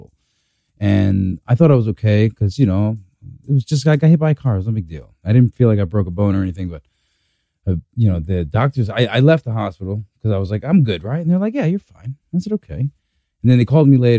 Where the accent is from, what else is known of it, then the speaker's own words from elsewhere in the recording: New York City, New York, United States; growing up in Brooklyn, you know, I was never taught about like health insurance is important